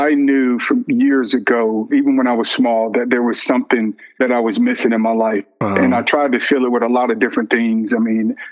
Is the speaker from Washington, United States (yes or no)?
no; Vidalia, Georgia, United States; growing up in Georgia, small town in Georgia called Vidalia, well known for sweet onions